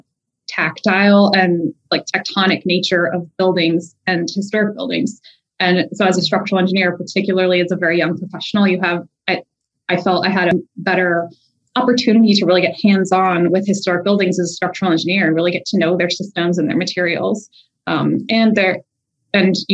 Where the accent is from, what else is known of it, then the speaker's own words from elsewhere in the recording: Southern Louisiana, United States; I grew up in Southern Louisiana